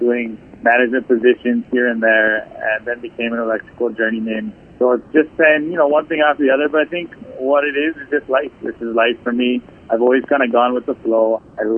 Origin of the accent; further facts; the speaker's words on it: Hawaii, United States; also born or lived in California; I was born in California and moved here shortly after.